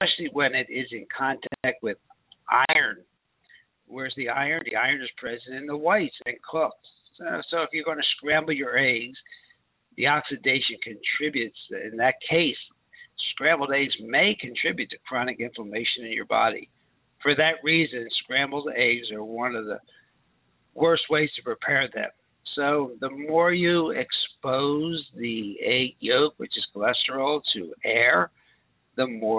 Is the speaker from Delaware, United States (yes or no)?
no; Philadelphia, Pennsylvania, United States; when I was raised in Philadelphia